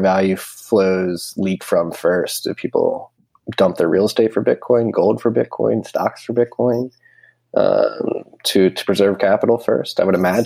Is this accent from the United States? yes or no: yes; United States; I'm an American